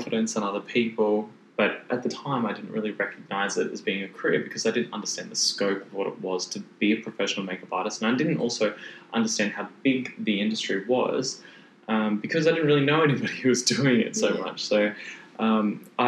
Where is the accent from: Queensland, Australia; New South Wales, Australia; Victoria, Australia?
Queensland, Australia; Brisbane; also born or lived in Gold Coast; because I was actually from Brisbane.